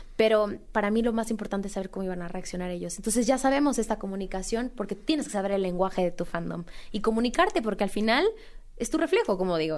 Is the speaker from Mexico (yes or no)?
yes; Mexico; seguir presentando música como mexicana, representar al país